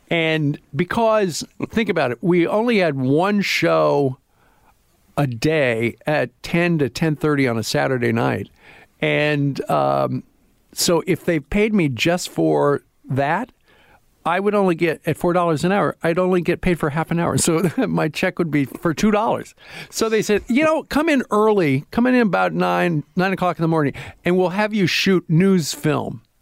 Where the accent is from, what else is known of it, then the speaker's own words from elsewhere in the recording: Iowa, United States; didn't really like that, even though I'm from Iowa